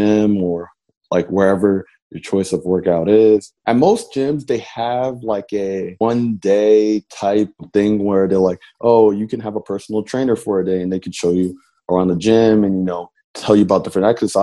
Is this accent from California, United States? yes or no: no; Lawrenceville, Georgia, United States; I'm originally from Lawrenceville, Georgia.